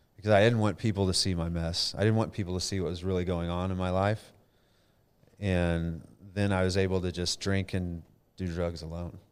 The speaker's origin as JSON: {"language": "English", "town": "Denton", "region": "Texas", "country": "United States", "tie": "born or raised there", "also_born_or_lived": "Flower Mound, Texas", "said": "I was born in Denton, Texas, so local boy"}